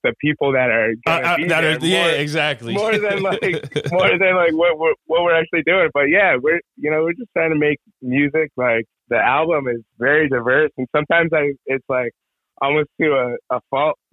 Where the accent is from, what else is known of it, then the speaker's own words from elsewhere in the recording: Deep River, Connecticut, United States; now in New York, United States; I'm from Connecticut. I'm from Deep River. And then I moved out to New York